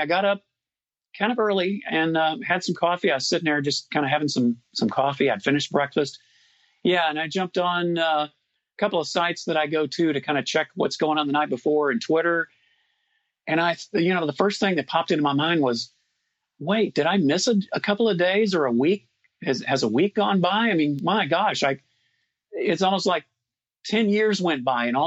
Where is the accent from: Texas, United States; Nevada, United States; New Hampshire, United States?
Texas, United States; Houston; now in Austin, United States; I was born in Houston. I was raised there